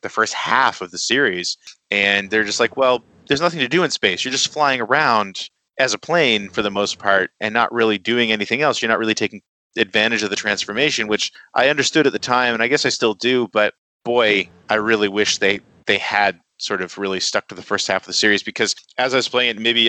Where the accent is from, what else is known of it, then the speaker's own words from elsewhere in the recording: Canada; as a Canadian